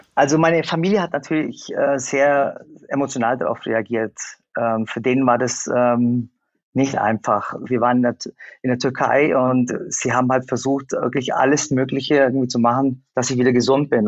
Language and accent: German; Germany; Ich bin in Deutschland geboren